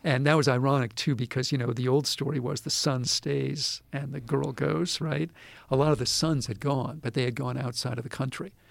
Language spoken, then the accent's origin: English; United States; I'm this American